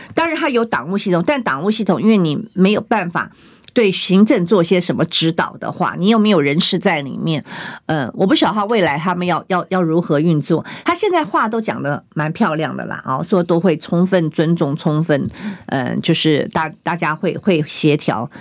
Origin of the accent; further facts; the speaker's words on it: Taiwan; 我们台湾人民